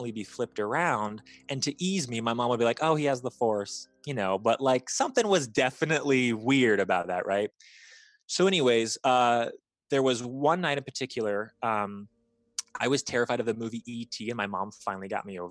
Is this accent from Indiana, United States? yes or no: yes; Bloomington, Indiana, United States; when I was about 7, maybe like 6, my mom and I had moved from Northern Indiana to Bloomington, Indiana